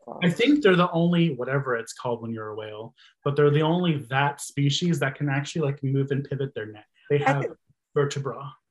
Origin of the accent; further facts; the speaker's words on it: Texas, United States; I'm from Texas